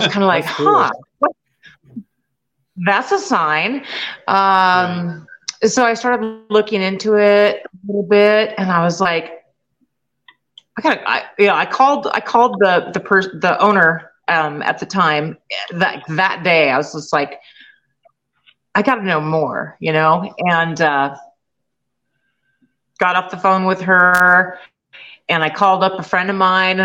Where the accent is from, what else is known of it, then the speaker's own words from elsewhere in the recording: just north of Seattle, Washington, United States; moved away as an adult; we're originally from Washington, just north of Seattle.